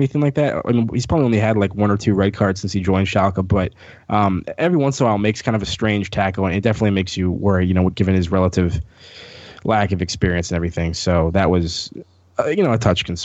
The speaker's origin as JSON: {"language": "English", "town": "Wheaton", "region": "Illinois", "country": "United States", "said": "no one knows where Wheaton, Illinois is"}